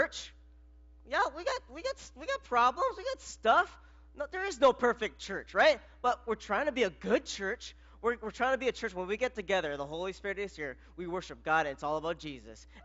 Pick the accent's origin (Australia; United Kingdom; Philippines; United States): Philippines; I'm Filipino